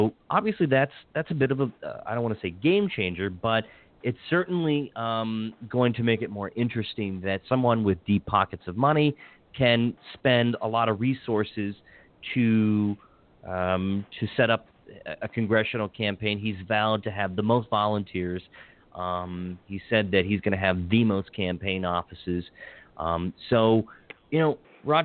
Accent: Hagerstown, Maryland, United States; now in Montgomery County, Maryland, United States; I grew up in Hagerstown and having, born, raised, educated there

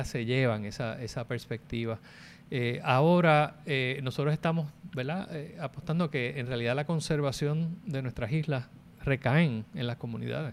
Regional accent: Puerto Rico

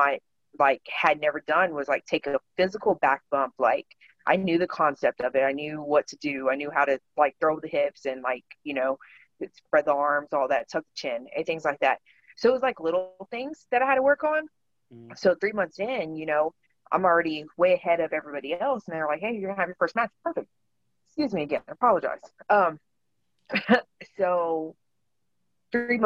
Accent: Overton, Texas, United States; moved away; also born or lived in Dallas–Fort Worth, Texas; we had moved from DFW to a small town called Overton, which is where I say I'm from. Like I grew up in Overton.

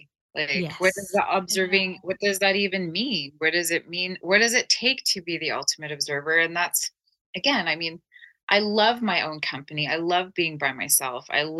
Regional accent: Turkey; I'm Turkish. I was born in Turkey. So I'm multicultural.

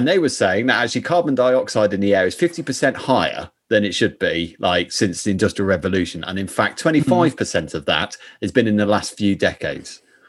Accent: Reading, South East England, United Kingdom; just for those listeners who don't know, I'm from Reading, so that's why that thing's all about.

